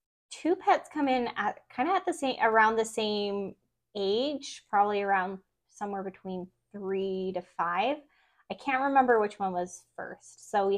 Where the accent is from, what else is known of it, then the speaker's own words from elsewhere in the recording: Mesa, Arizona, United States; I grew up in Mesa, Arizona.